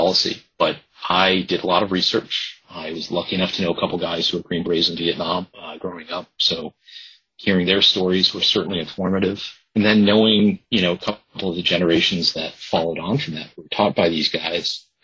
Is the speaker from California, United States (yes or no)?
no; Nantucket, Massachusetts, United States; also born or lived in Boston; my hometown at a very specific time before real estate development really boomed